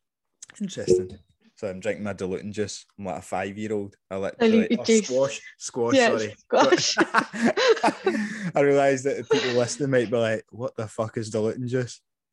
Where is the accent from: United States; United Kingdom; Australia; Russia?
United Kingdom; Scotland; accent: Scottish; moved away as an adult; I mean, I probably have softened my accent a lot. I know I have, especially since moving, like, 11 years ago, whatever.